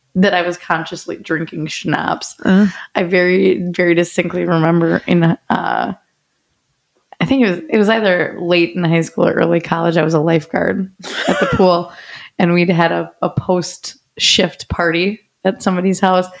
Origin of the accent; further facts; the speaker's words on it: Midwest, United States; We are from the Midwest